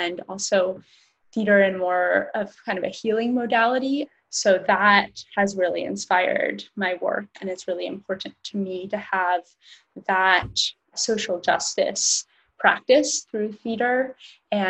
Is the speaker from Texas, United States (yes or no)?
no; Portland, Oregon, United States; I grew up in Portland